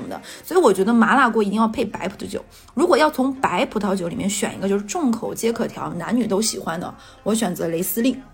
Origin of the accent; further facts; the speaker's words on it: Jilin, China; moved away; 你知道我老家是喝什么吗？